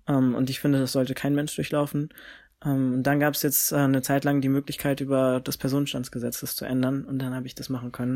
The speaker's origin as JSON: {"language": "German", "town": "Frankfurt", "region": "Hesse", "country": "Germany", "said": "ich komme ja aus Frankfurt"}